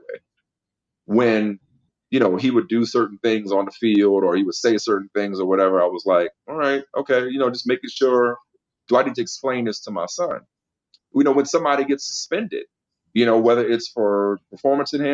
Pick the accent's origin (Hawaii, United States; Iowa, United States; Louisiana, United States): Louisiana, United States; New Orleans; moved away as an adult; also born or lived in Massachusetts; my hometown of New Orleans